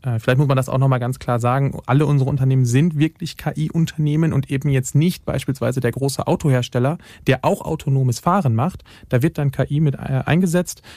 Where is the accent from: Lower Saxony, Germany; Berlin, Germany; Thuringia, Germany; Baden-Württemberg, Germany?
Lower Saxony, Germany; western; moved away; als gebürtiger Westniedersachse